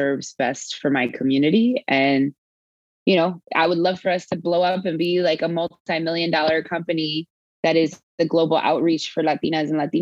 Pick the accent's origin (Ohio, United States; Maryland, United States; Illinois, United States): Maryland, United States; Baltimore; also born or lived in New Orleans, Louisiana; now in Houston, United States; I was born in New Orleans, raised in Baltimore.